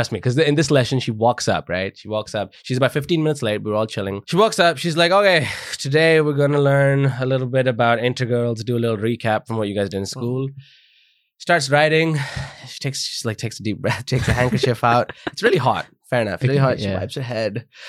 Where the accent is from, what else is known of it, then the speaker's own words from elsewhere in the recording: United Kingdom; Oh, because, man, I'm British national.